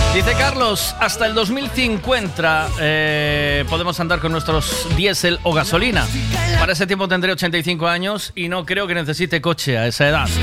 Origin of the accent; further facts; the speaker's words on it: Tui, Galicia, Spain; Yo soy de Tui